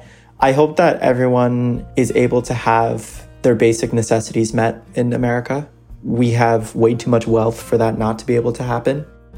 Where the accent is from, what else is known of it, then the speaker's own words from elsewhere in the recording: New York City, New York, United States; Just being born and raised in New York City, I feel like I take for granted the amount of diversity and opportunity